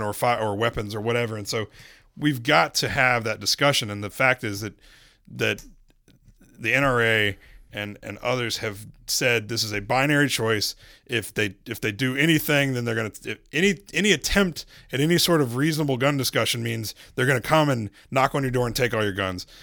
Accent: Charlotte, North Carolina, United States; I was from Charlotte

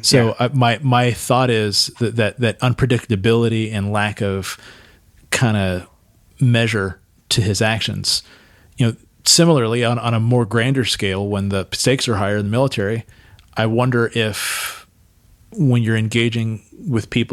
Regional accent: Santa Cruz, California, United States; moved away as an adult; now in San Diego, United States; I grew up in Santa Cruz

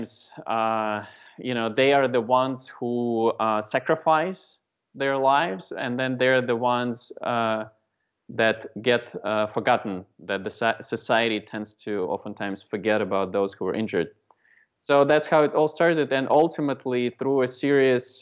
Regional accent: Moscow, Russia; now in United States; I was born in Moscow, Russia. And then for the past 24 years, I've been living in the States

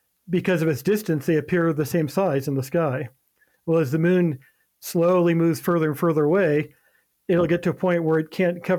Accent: Ohio, United States; moved away; go through Ohio. gotta mention that. It goes through my hometown

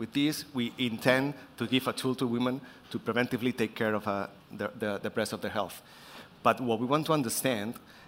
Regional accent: Barcelona, Catalonia, Spain; I'm from Spain, in Barcelona

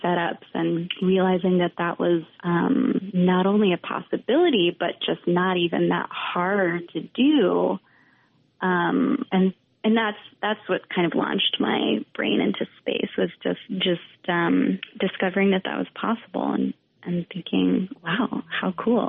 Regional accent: Vermont, United States; moved away; also born or lived in Western Massachusetts; I grew up in Vermont

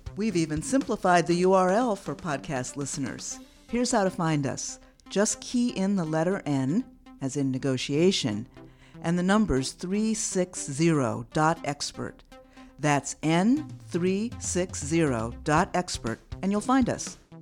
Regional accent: New Orleans, Louisiana, United States; I'm from New Orleans

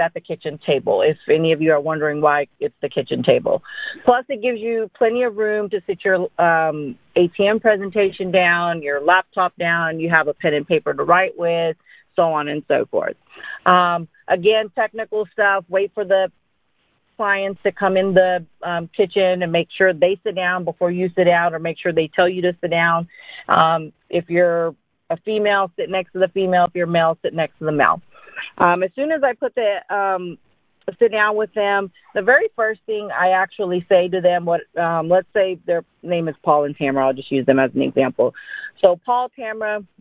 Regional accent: Dallas, Texas, United States; also born or lived in India; I grew up in Dallas, Texas

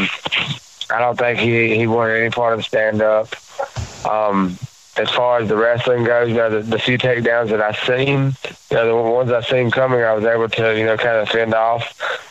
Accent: the South, United States; in my neck of the woods, you know, where I grew up, you know, you grew up tough.

